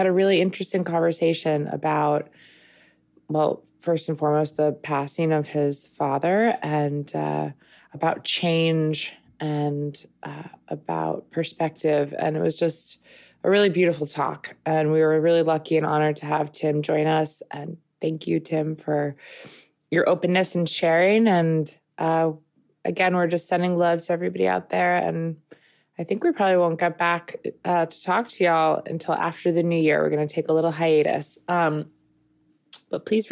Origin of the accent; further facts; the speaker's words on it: Long Island, New York, United States; I grew up in Long Island, as did Bobby